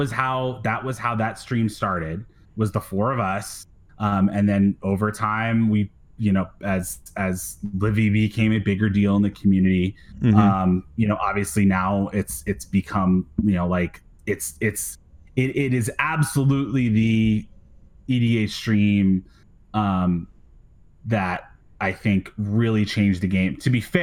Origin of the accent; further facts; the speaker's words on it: Pennsylvania, United States; I'm an East Coast kid. I grew up in Pennsylvania.